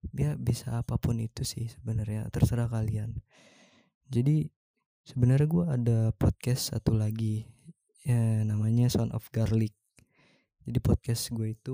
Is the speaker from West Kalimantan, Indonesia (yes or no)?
no; Jakarta, Indonesia; now in Bali, Indonesia; Gue tinggal di Bali dan gue asli Jakarta.